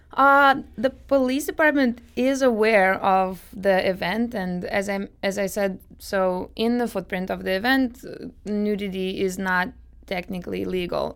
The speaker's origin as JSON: {"language": "English", "region": "Moscow", "country": "Russia", "moved": "yes", "lives_now": "St. Louis, United States", "said": "I'm from Moscow, Russia myself"}